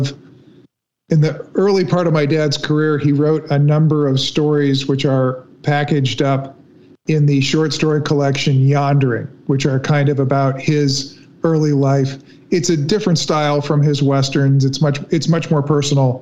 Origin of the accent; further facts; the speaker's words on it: Los Angeles, California, United States; my sister and I, you know, we grew up in Hollywood